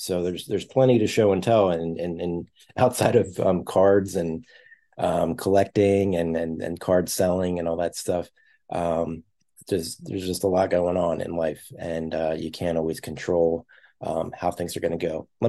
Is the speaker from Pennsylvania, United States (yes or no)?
yes; Philadelphia, Pennsylvania, United States; I'm from Philadelphia, or at least the suburbs of Philadelphia